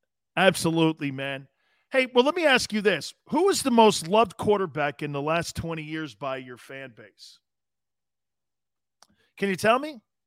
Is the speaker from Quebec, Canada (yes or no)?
yes; Montreal, Quebec, Canada; Love your show. I'm from Montreal.